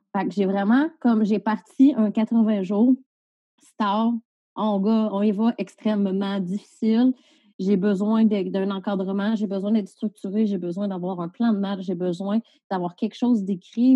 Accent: Salaberry-de-Valleyfield, Quebec, Canada; moved away as an adult; now in Val-d'Or, Canada; je suis originaire de Valleyfield

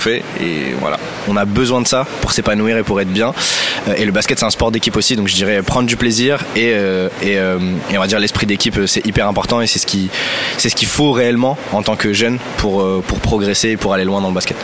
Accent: France; En tant que Français

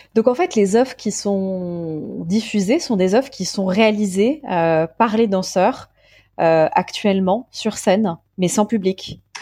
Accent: Paris, Île-de-France, France; je suis parisienne

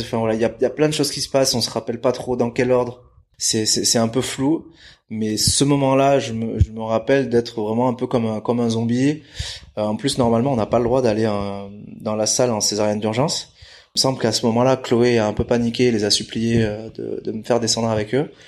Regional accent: Bidart, Nouvelle-Aquitaine, France; also born or lived in Brazil; now in Biarritz, France; basé à Bidar, j'ai grandi à Bidar, né au Brésil mais je suis arrivé ici quand je devais avoir un an et demi, un an et demi, deux ans. Donc donc basque, je me considère basque

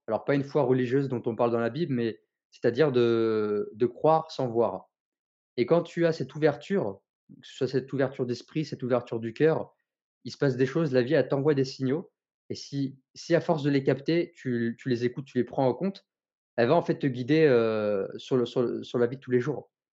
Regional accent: Tours, Centre-Val de Loire, France; moved away as an adult; also born or lived in Marseille; now in Nîmes, France; je suis euh, originaire de Tours

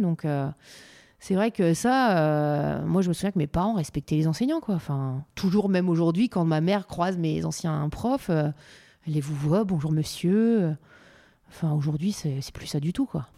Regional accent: Calais, Hauts-de-France, France; je viens aussi de Calais, ville où il y a beaucoup de migrants

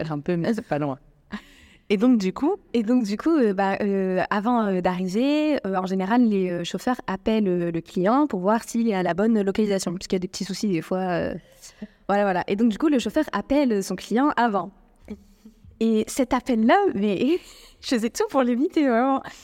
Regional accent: France; now in Morocco; je suis française, je, je parle française algérienne

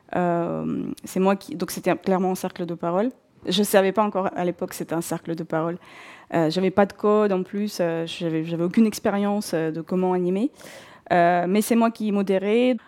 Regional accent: North Caucasus, Russia; first language Russian; French is a second language; moved away as an adult; Je suis née en Russie, euh, et j'ai grandi en Russie jusqu'à mes 21 ans. Euh, je viens du sud de la Russie, euh, de, la région du Caucase du Nord.

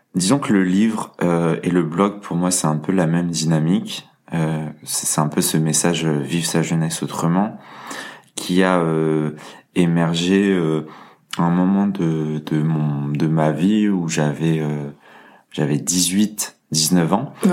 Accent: Lyon, Auvergne-Rhône-Alpes, France; je suis lyonnais

